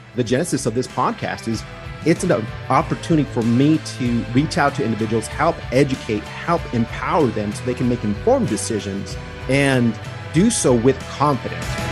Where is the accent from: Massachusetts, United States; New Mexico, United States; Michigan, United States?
New Mexico, United States; Santa Fe; I'm from Santa Fe, New Mexico